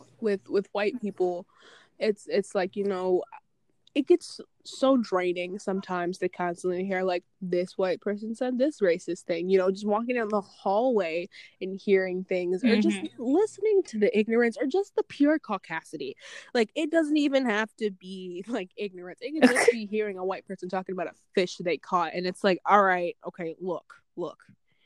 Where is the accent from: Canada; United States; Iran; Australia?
United States; Hartford, Connecticut; growing up in Hartford, it's like, I have, like, you know, Hartford is mostly, like, black and Hispanic people, so for the most part, I am surrounded by people that are like me